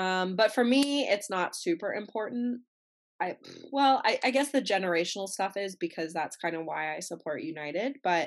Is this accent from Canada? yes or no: yes; Canada; as a Canadian